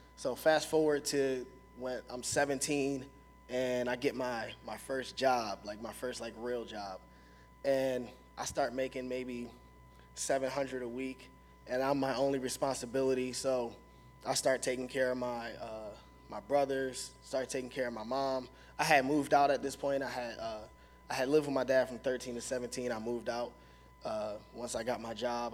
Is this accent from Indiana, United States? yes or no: no; Philadelphia, Pennsylvania, United States; also born or lived in Watertown, New York; I'm from North Philly, so it's like very violent.